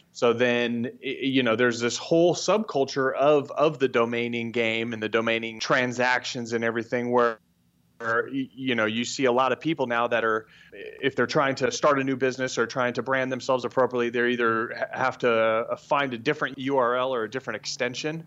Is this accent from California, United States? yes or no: yes; Brentwood, California, United States; now in Scottsdale, United States; I grew up in Brentwood, California, which is, uh, the, the Northern California